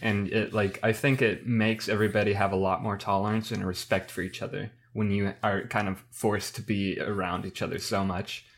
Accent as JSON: {"language": "English", "region": "Midwest", "country": "United States", "said": "as a Midwesterner"}